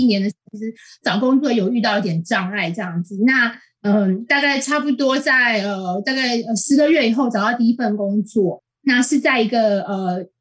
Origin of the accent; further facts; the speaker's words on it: Taiwan; moved away as an adult; now in United Kingdom; 我们台湾人都是学美式英文